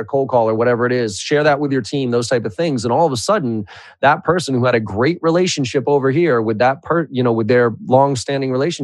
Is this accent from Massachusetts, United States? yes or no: yes; Boston, Massachusetts, United States; I'm from Boston